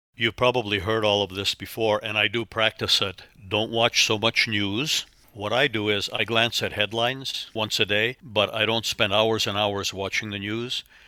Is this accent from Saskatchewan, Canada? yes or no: no; Northern Ontario, Canada; moved away as an adult; also born or lived in Toronto / Chicago / Los Angeles; now in Oklahoma, United States; I grew up in Northern Ontario. We had one TV station when I was a kid